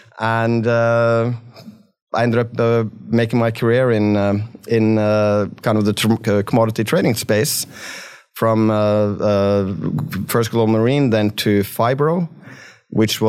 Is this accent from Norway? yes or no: yes; Norway; accent: West Texas; moved away as an adult; also born or lived in Texas; now in United States; I'm originally from Norway. So I grew up in Norway and, did my military service there. And then I came over here to go to college, and I went to University of Texas and, became a Texan.